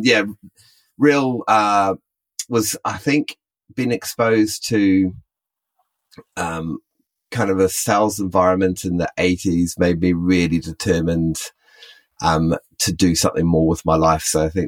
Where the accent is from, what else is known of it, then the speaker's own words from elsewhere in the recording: United Kingdom; now in Auckland, New Zealand; I'm really split between being British and being Kiwi. I've worked on both sides of the world